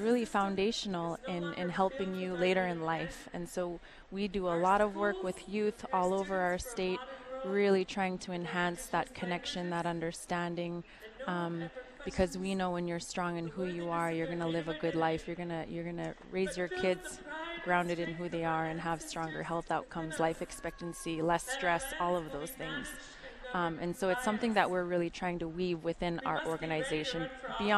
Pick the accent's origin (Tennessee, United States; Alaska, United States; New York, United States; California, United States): Alaska, United States; Bethel; I was born and raised in Mamtreshik in Bethel